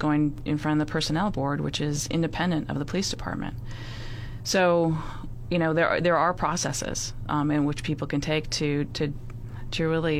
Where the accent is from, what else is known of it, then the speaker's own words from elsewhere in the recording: San Francisco, California, United States; I come from San Francisco. I know nothing about, you know, any of this group of people.